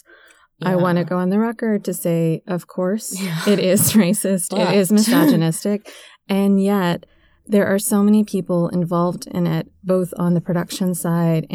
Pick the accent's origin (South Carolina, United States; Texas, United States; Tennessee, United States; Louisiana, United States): Tennessee, United States; moved away; where I grew up in Tennessee